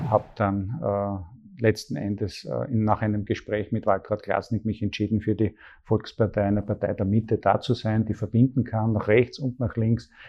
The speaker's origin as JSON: {"language": "German", "town": "Graz", "region": "Styria", "country": "Austria", "tie": "born or raised there", "said": "Ähm, ich bin aufgewachsen in Graz"}